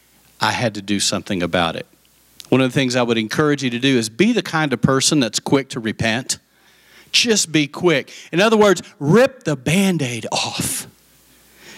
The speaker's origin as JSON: {"language": "English", "region": "West Texas", "country": "United States", "said": "I'm from West Texas"}